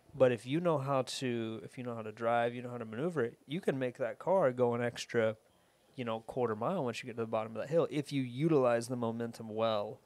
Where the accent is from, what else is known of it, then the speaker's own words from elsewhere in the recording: Atlanta, Georgia, United States; I'm from Atlanta, I'm here